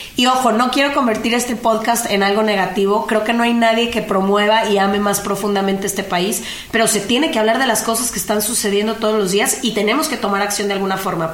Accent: Mexico; mi país

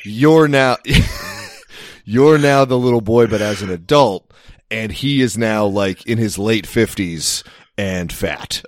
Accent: United States; I am an American

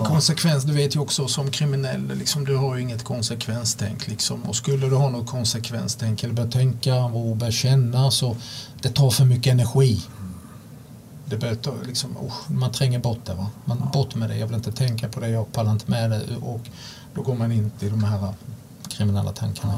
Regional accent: Sweden; jag kunde åka upp till Sverige, vara hemma en vecka

